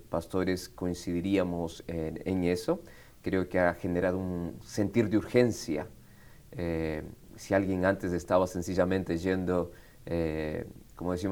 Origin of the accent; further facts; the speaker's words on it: Buenos Aires, Argentina; also born or lived in Quito, Ecuador; now in Marietta, United States; nací en Quito, Ecuador. Quito, Ecuador. Quito, Ecuador. A los 10 años mis padres viajan a Argentina como misioneros y así es como crezco en Buenos Aires, Argentina.